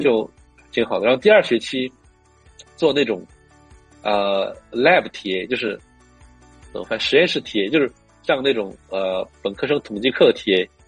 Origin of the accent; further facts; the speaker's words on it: northern China, China; Chinese is a second language; moved away as an adult; also born or lived in Beijing; now in United States; 因为我是北方人，然后我觉得在北京待了那么久